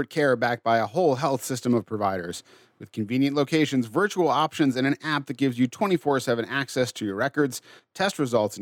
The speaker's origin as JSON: {"language": "English", "region": "Massachusetts", "country": "United States", "tie": "born or raised there", "said": "When I was growing up in Massachusetts, not known for its barbecue culture"}